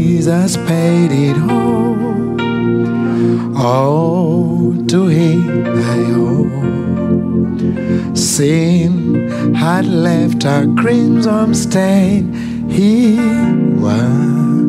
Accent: Uganda; accent: Ugandan; I come from Uganda.

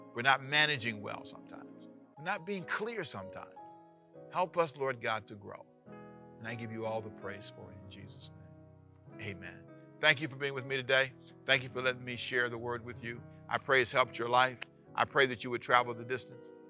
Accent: Los Angeles, California, United States; also born or lived in Savannah, Georgia; where I was born in Savannah, Georgia, and where I needed to be raised, which is Los Angeles, California

